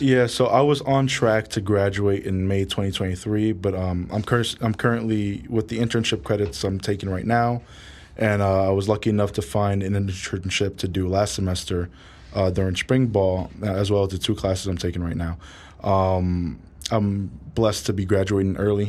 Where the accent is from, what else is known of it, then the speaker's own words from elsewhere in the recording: New York City, New York, United States; also born or lived in Bronx, New York; I was born and raised in Harlem